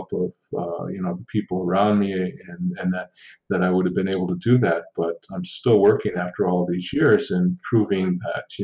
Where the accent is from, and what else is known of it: Six Nations Reserve, Southern Ontario, Canada